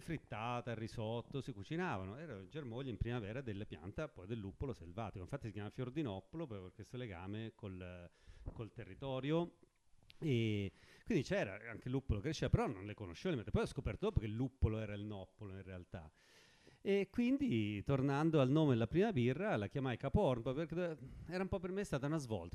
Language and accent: Italian; Forte dei Marmi, Tuscany, Italy; io sono di Forte dei Marmi, ma ho aperto a Pietrasanta